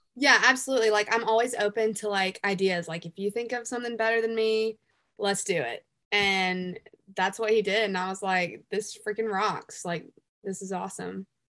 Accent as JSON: {"language": "English", "town": "Greenville", "region": "South Carolina", "country": "United States", "tie": "born or raised there", "accent": "hick", "said": "a honky tonk bar in my hometown called The Blind Horse, The Blind Horse Saloon"}